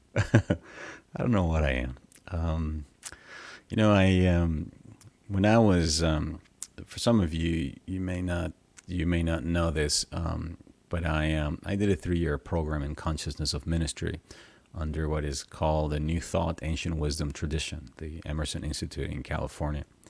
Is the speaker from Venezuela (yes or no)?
yes; Venezuela; I grew up in Venezuela uh, and I was raised Catholic